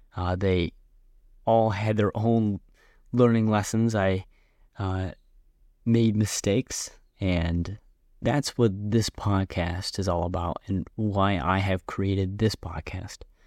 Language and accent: English; Buffalo, New York, United States; also born or lived in Sevierville, Tennessee; I went to Buffalo. I consider myself a Buffalonian